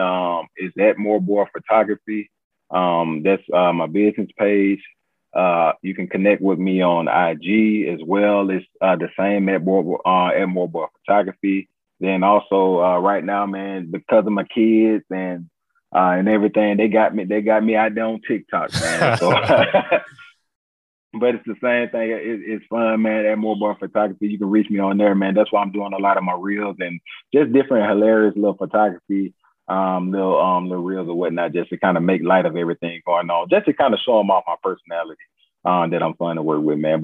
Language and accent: English; Montgomery, Alabama, United States; I'm from Montgomery, man. That's where I'm from.